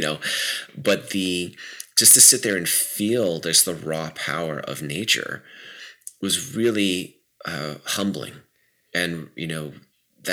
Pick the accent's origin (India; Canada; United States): United States; New York City, New York; I grew up around New York City, so I have that. That's very deep in my bones